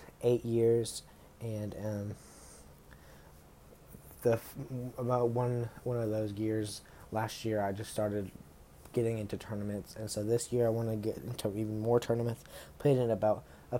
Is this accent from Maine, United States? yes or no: no; South Carolina, United States; I am from North South Carolina